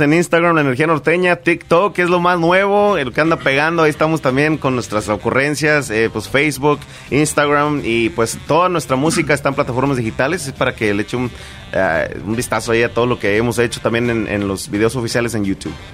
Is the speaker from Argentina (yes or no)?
no; San Luis Potosí, Mexico; somos de San Luis Potosí